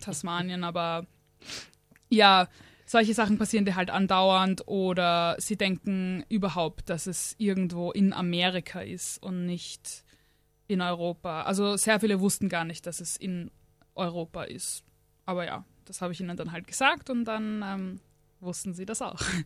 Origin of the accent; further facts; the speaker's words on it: Austria; ich bin aus Österreich.